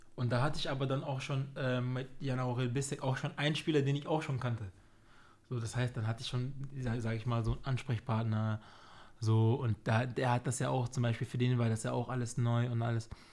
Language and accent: German; Germany; also born or lived in Cameroon; Ich bin, ich bin hier aufgewachsen, ich fühle mich hier sehr wohl.